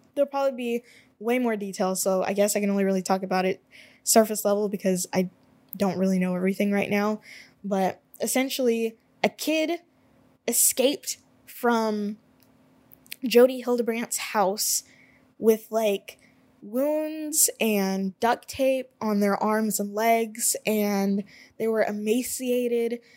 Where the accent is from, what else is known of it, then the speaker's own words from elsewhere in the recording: United States; I am an American